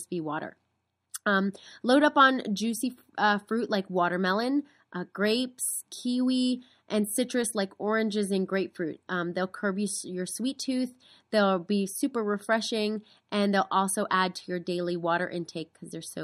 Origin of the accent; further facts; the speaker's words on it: East Coast, United States; moved away; I'm originally from the East Coast